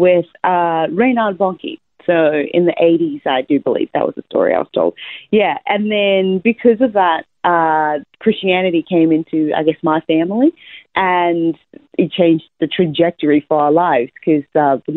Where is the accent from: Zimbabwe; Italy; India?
Zimbabwe; moved away as an adult; also born or lived in United States; now in Australia; I was born in Zimbabwe, Southern Africa. So that's a small country near South Africa.